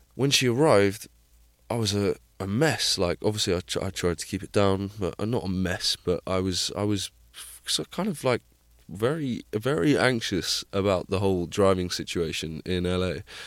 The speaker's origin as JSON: {"language": "English", "town": "Plymouth", "region": "South West England", "country": "United Kingdom", "tie": "born or raised there", "moved": "yes", "said": "my, my hometown of Plymouth"}